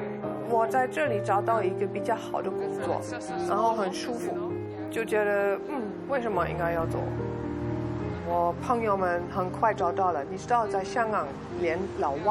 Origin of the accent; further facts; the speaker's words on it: Beijing, China; OK，因為我是從北京過來，已經學過普通話了。那個時候我都是用普通話，我不會說廣東話。現在識講少少啊